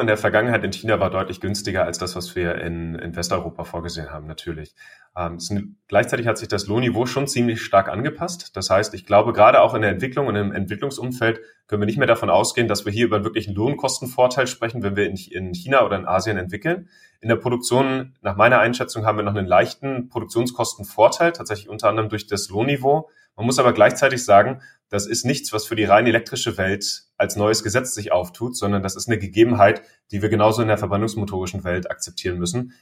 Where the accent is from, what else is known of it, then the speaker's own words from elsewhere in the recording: Germany; wir als Deutsche